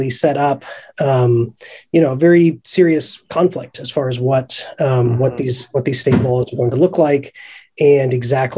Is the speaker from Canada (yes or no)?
no; Ohio, United States; my home state that I hail from, which is Ohio